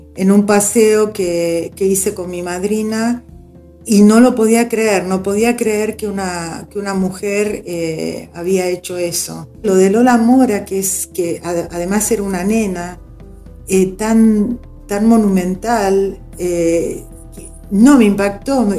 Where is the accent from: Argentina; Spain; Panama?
Argentina; somos argentinos